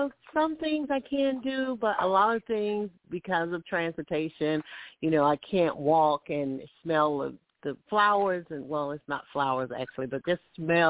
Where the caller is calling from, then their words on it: Alabama, United States; I'm calling from Alabama.